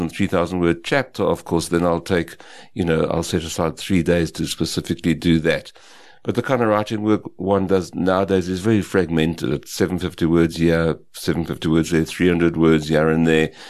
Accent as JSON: {"language": "English", "area": "West Rand", "region": "Gauteng", "country": "South Africa", "tie": "born or raised there", "also_born_or_lived": "Potchefstroom, North West Province", "said": "I grew up in the West Rand and was born in the what's now the Northwest Province."}